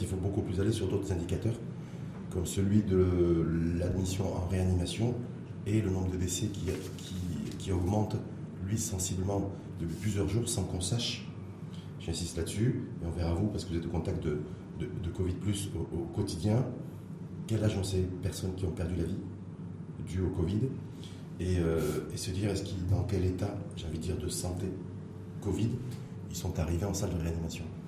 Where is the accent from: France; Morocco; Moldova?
Morocco; chez nous, au Maroc